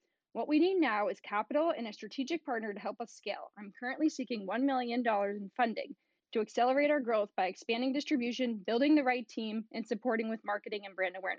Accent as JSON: {"language": "English", "town": "Duxbury", "region": "Massachusetts", "country": "United States", "tie": "born or raised there", "said": "my hometown of Duxbury, Massachusetts"}